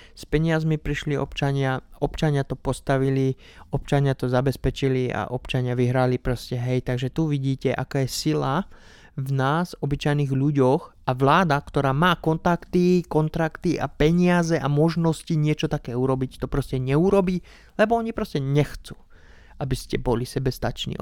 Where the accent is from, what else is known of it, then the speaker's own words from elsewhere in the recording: Slovakia; doma na Slovensku